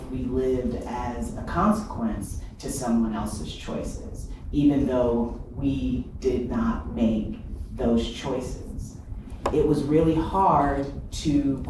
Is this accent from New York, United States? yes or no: no; Fort Wayne, Indiana, United States; I grew up in Fort Wayne, Indiana